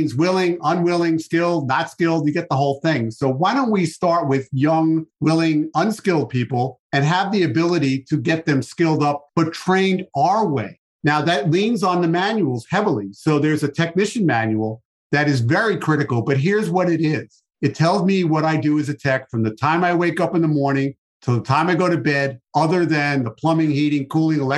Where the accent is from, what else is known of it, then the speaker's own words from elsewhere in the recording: New York City, New York, United States; I'm from New York